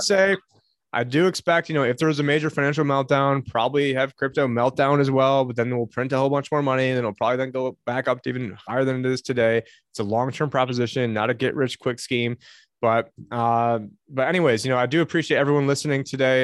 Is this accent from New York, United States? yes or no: yes; Syracuse, New York, United States; now in Phoenix, United States; my hometown. Uh, I don't live in it anymore